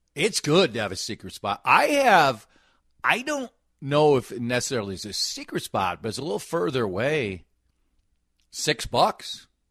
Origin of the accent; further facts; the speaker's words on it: Minnesota, United States; I'm a Minnesotan.